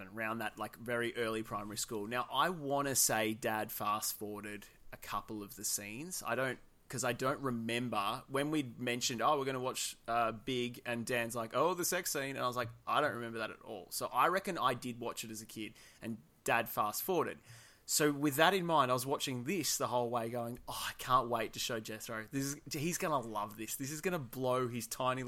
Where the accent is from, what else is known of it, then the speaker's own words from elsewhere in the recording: Australia; we're Australian